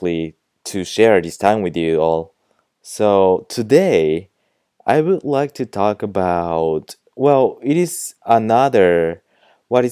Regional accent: Japan; I'm from Japan

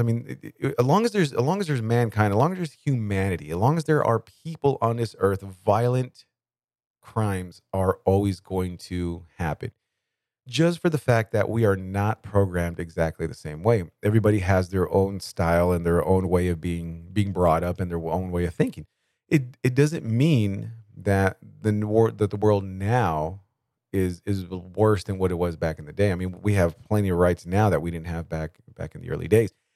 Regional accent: Bakersfield, California, United States; I grew up at is in Bakersfield, California

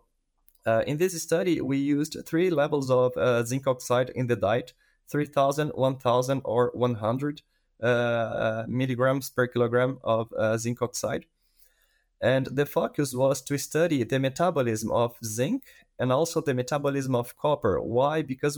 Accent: Brazil; English is a second language; moved away as an adult; now in Canada; I am a veterinarian from Brazil, and I did my master in Brazil as well in the field of gut immunology. And then I moved to Canada to do part of my PhD.

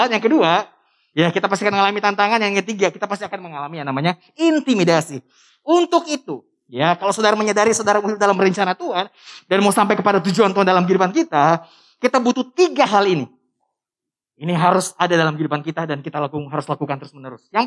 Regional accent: North Sulawesi, Indonesia; Orang Sangir itu Sulawesi Utara. Dari Manado naik kapal lagi semalam. Dekat Filipin. Itu kampung saya.

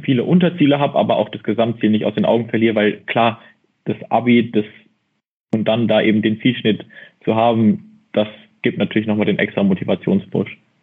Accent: near Mannheim, Baden-Württemberg, Germany; ich komme aus Bavü, aus der Nähe von Mannheim

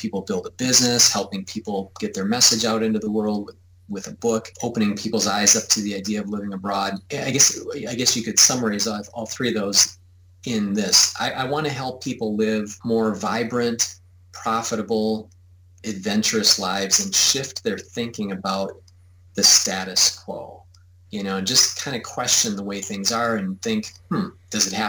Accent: United States; I'm from the United States.

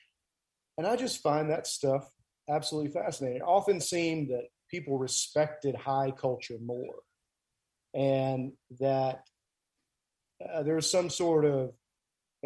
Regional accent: Graham, North Carolina, United States; moved away as an adult; also born or lived in California / Tennessee; now in Haywood County, United States; I'm actually from North Carolina. I grew up in North Carolina. Graham, North Carolina is my hometown. And I was raised there from, let's say, 1980 until 2000, you know. And so I was born in California, actually, but moved around

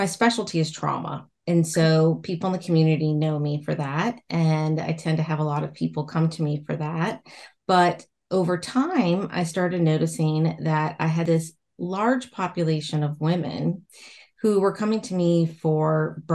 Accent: Roanoke, Virginia, United States; I'm from Virginia, and my town is the Star City of the South

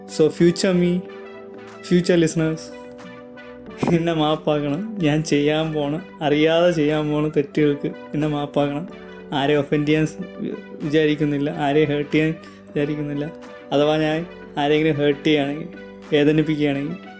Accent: Thiruvananthapuram, Kerala, India; hiring from Trivandrum ജനിച്ചതും വളർന്നതും ട്രിവാൻഡ്രത്താണ്

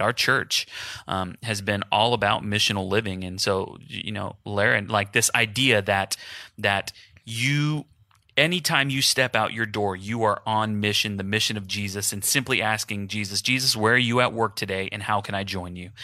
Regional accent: Houston, Texas, United States; moved away; my family's in Houston. I'm from Houston, just like Jason

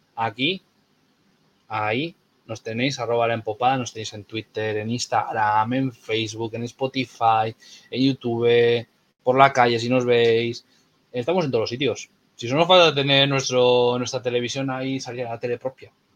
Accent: Castro Urdiales, Cantabria, Spain; yo soy de Castro

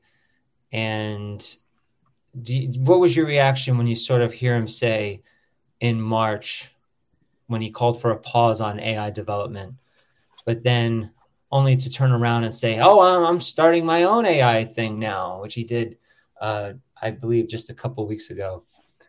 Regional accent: New York, United States; as a New Yorker

